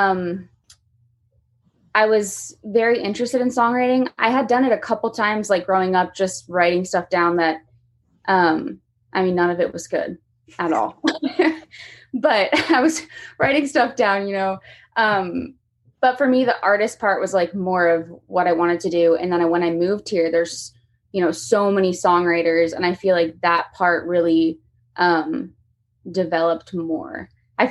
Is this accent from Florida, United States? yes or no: yes; Lake Mary, Florida, United States; moved away as an adult; now in Nashville, United States; I'm from Lake Mary, Florida. It's about 30 minutes from Orlando. So hot weather, not used to this kind of weather.